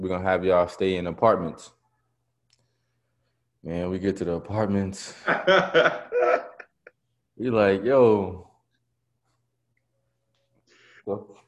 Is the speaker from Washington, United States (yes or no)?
no; New York, United States; I'm from New York